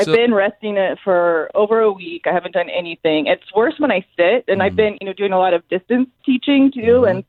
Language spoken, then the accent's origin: English; Rancho Cucamonga, California, United States; also born or lived in Ventura, California; I was born in Ventura, but I grew up in Rancho Cucamonga.